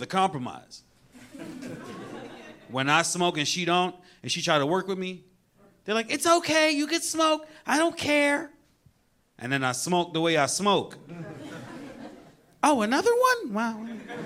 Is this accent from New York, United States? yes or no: yes; New York, United States; I'm a New Yorker.